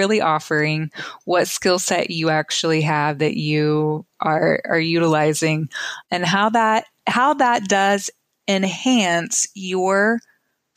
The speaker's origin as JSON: {"language": "English", "region": "Oklahoma", "country": "United States", "tie": "born or raised there", "said": "I grew up in Oklahoma, went to college at Oklahoma State."}